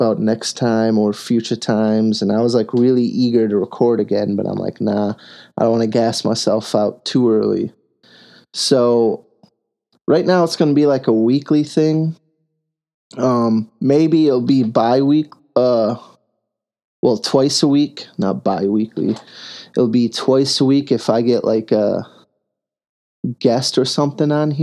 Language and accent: English; United States